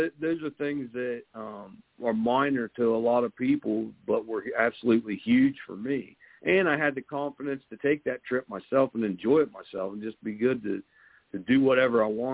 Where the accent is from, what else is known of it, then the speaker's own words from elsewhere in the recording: southeastern Ohio, United States; moved away as an adult; also born or lived in Boston, Massachusetts / Quincy, Massachusetts; I grew up in southeastern Ohio, and I've been back in Ohio since 2008, so about an hour southeast of Columbus, Ohio